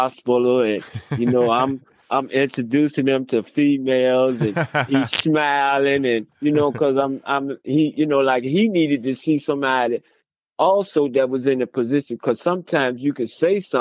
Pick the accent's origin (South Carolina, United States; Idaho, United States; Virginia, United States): Virginia, United States; I was way in Texas, but I'm from Virginia.